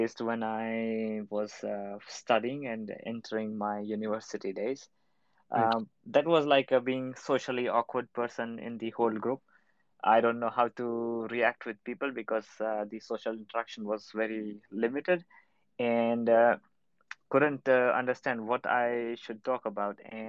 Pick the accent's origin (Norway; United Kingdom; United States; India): India; now in Berlin, Germany; I'm from India, currently working in Berlin.